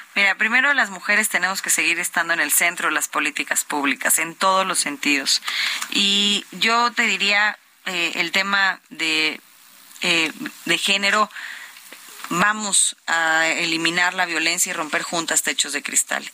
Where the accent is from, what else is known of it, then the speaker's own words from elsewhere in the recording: State of Mexico, Mexico; soy hija del Estado de México, nací, crecí, he sufrido el Estado también